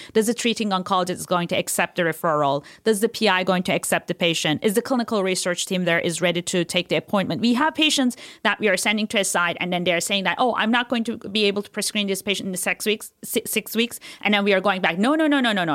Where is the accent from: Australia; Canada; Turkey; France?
Turkey; moved away; I was born and raised in Turkey